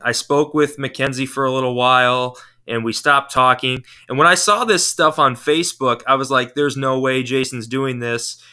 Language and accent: English; St. Joseph, Michigan, United States; I'm from uh, St. Joseph, Michigan, which is uh, across the lake from Chicago in the southwest corner of Michigan